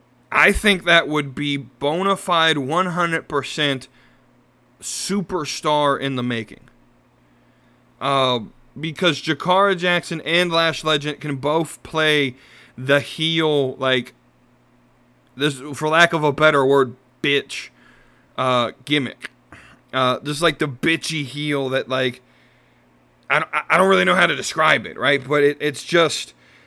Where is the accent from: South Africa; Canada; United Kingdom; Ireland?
Ireland; I'm Irish. I tend to try to at least appreciate the Irish gimmicks.